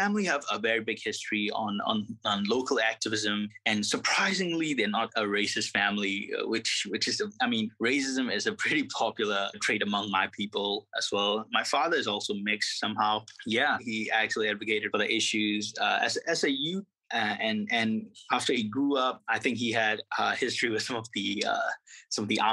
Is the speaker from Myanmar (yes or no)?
yes; Yangon, Yangon Region, Myanmar; moved away as an adult; also born or lived in Sittwe, Rakhine State; now in United States; I was born in Rangoon. Both of my parents are from the Rakhine State. My mother grew up mostly in Rangoon as well